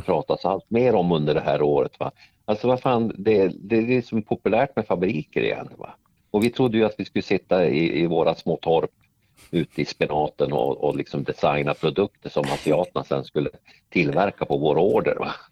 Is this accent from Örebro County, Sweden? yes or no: no; Norrsundet, Gävleborg County, Sweden; moved away; jag jobbade på fabriken hemma i Norrsundet